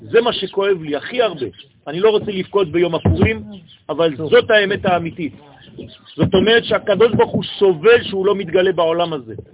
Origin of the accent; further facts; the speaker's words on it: Israel; אני גם נולדתי פה